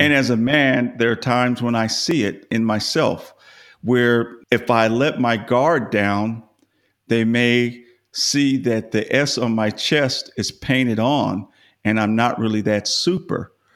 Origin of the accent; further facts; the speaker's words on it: Los Angeles, California, United States; now in Dallas, United States; I grew up in Los Angeles